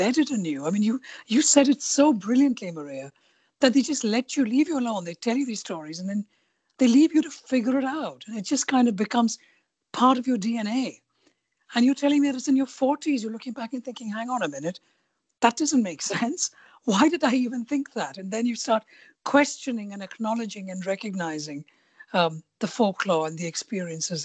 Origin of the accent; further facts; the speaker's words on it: India; moved away; also born or lived in London; I grew up in India, born and brought up in India